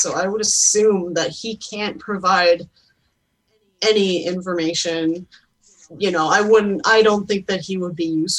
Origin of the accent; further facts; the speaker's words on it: Canada; As a Canadian